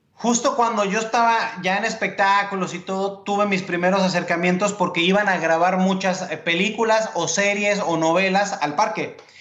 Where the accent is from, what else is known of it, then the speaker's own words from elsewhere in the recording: Mexico City, Mexico; moved away; also born or lived in La Paz, Baja California Sur / Hermosillo, Sonora; yo nací en el 1976 en la Ciudad de México, un 8 de mayo. Y mi vida en la infancia ya tuvo cambios porque nos mudamos rápidamente al norte de la República Mexicana